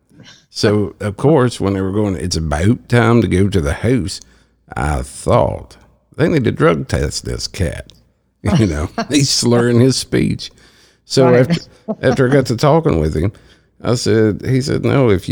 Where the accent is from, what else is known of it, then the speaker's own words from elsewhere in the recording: Appalachia, United States; accent: hillbilly; moved away; I'm reverting back to my hillbilly speech